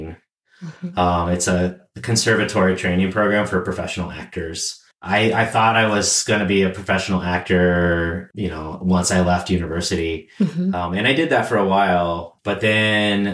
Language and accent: English; Denver, Colorado, United States; I'm originally from Colorado, the Denver area. I grew up in the suburbs of Denver